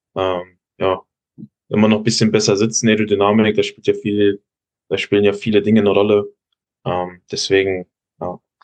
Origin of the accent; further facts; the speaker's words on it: Giessen, Hesse, Germany; Ich komme ja aus Hessen, aus Gießen